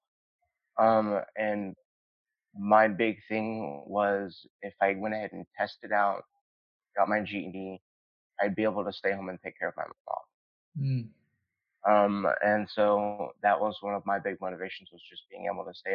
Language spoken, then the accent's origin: English; Fort Worth, Texas, United States; moved away as an adult; also born or lived in North Richland Hills, Texas; now in Orange County, United States; I was in North Texas. I was in Tarrant County, and a lot of my time I spent in Fort Worth, and part of the time was also North Richland Hills. But the majority of time was Fort Worth